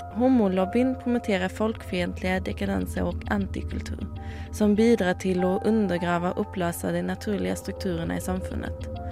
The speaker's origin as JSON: {"language": "Norwegian", "country": "Sweden", "moved": "yes", "said": "jeg er fra Sverige"}